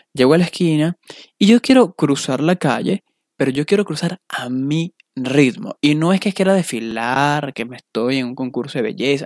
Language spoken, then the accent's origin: Spanish; Valencia, Carabobo, Venezuela; moved away as an adult; also born or lived in Las Vegas, United States; now in Chicago, United States; de Venezuela, de Valencia